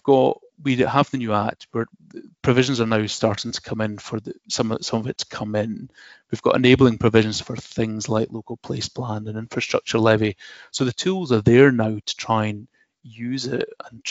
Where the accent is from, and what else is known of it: Dundee, Scotland, United Kingdom; born or raised there; moved away